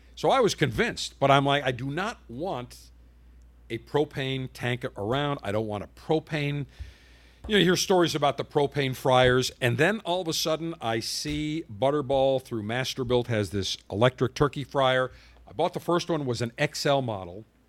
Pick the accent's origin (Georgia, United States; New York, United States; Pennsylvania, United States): New York, United States; Buffalo; moved away; my hometown of Buffalo